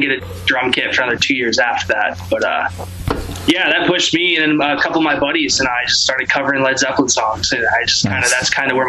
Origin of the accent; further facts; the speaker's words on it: Central Florida, United States; moved away as an adult; now in Seattle, United States; that's what brought me to Seattle, is I was in a band, you know, me and my buddies were like, oh, let's move out to Seattle. I'm from Florida.